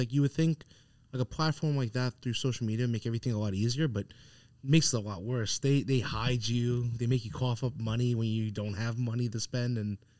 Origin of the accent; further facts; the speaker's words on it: Long Island, New York, United States; But from where I'm from Long Island, I just feel like it's a little bit ass backwards.